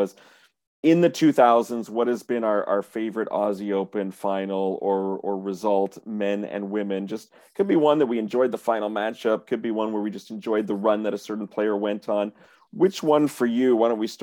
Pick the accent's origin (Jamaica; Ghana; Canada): Canada; being a Canadian tennis journalist